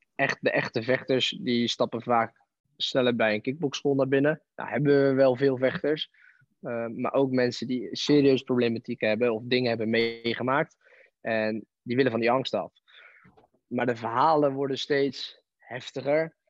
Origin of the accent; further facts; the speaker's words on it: Barendrecht, South Holland, Netherlands; toen ben ik in het dorp beland ehm, waar ik vandaan kom, en bij Aikido